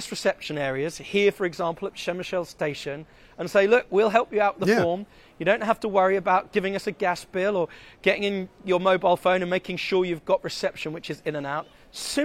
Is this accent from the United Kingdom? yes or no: yes; United Kingdom; as a British person